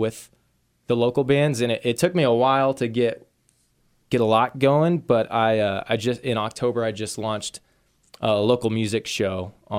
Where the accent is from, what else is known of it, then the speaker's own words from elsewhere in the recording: Wichita, Kansas, United States; Like I grew up in the Wichita area. So and I kind of like had that feeling. Like I always wanted to get out.